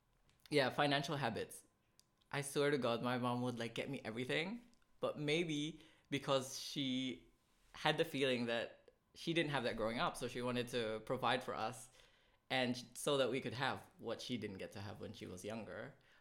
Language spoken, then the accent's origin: English; Philippines; Number one, first con of being a Filipino. For me, the upbringing of bad financial or bad spending habits.